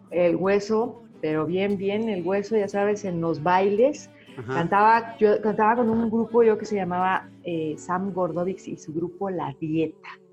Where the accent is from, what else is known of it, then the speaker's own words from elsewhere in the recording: Mexico; moved away as an adult; also born or lived in United States; estando fuera de mi país revaloré mucho, no solo como persona mexicana, sino mi música mexicana